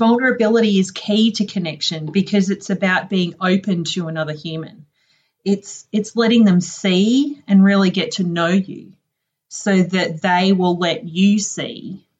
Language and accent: English; Townsville, Queensland, Australia; I'm originally from a town in the very, very north of Australia called Townsville, and it's actually up on the northeast coast near the Great Barrier Reef.